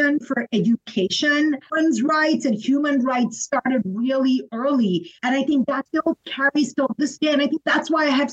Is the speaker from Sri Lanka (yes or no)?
yes; Colombo, Western Province, Sri Lanka; moved away; growing up in Sri Lanka was in the middle of civil war for so many years. My childhood was kind of plagued by that, even though I lived in a very cosmopolitan city, the capital city of Colombo